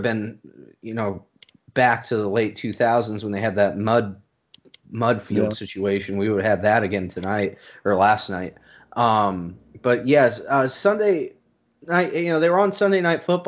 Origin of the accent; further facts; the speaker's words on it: New England, United States; I grew up in New England, so it's that cold, frigid stuff